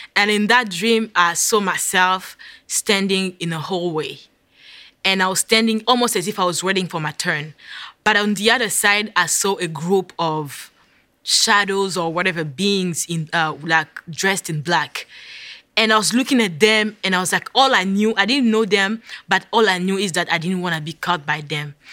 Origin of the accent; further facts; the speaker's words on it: DR Congo; moved away as an adult; also born or lived in Virginia; now in United States; I am originally from the Democratic, Democratic Republic of Congo